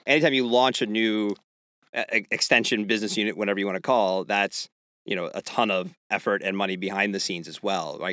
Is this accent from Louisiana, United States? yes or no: no; Pennsylvania, United States; I grew up in Pennsylvania